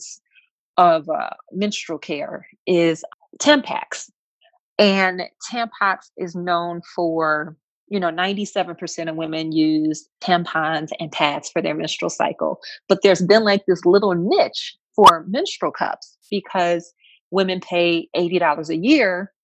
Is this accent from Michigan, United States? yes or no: yes; Flint, Michigan, United States; I grew up actually in Flint, Michigan.